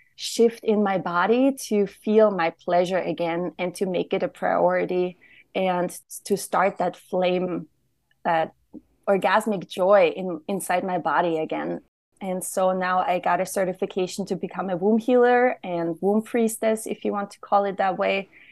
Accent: Austria; now in Austin, United States; I'm from Austria

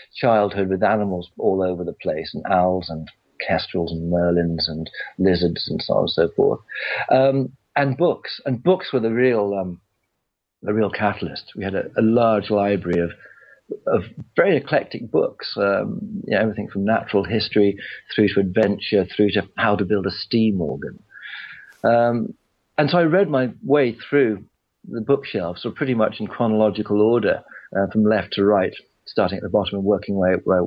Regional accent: West Cork, Munster, Ireland; also born or lived in Oxfordshire, England; I was born in England, but I was brought up in West Cork in Ireland in the 60s

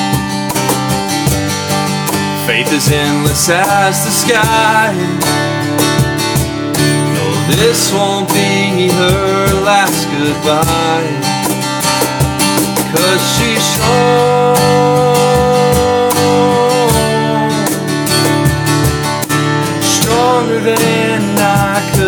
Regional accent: Atlanta, Georgia, United States; also born or lived in Newnan, Georgia; I was born in Metro Atlanta, and now I currently reside in Noonan

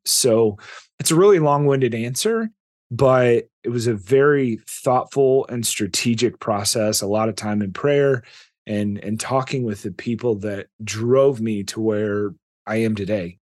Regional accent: Indiana, United States; now in Texas, United States; I grew up in Indiana

